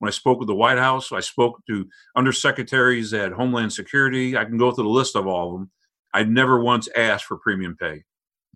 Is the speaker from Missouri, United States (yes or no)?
yes; St. Louis, Missouri, United States; I grew up in South St. Louis